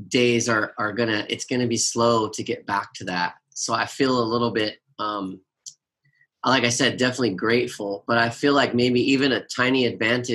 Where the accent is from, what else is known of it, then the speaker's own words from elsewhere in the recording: Los Angeles, California, United States; I live in Hollywood, I grew up in Los Angeles